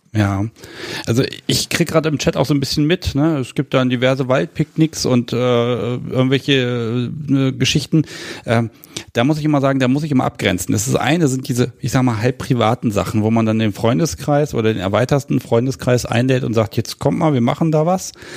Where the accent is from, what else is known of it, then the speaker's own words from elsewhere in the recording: Hanover, Lower Saxony, Germany; aus meiner Heimatstadt